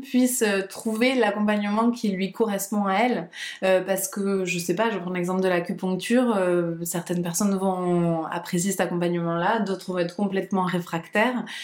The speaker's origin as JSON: {"language": "French", "town": "Perpignan", "region": "Occitania", "country": "France", "also_born_or_lived": "Barcelona", "moved": "yes", "lives_now": "Toulouse, France", "said": "je suis de Perpignan."}